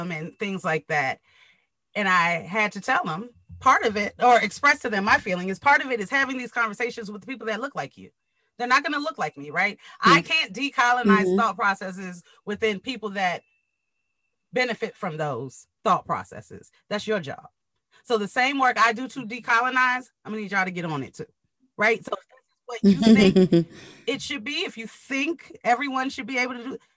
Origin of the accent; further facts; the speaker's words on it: United States; I am American. I was born here.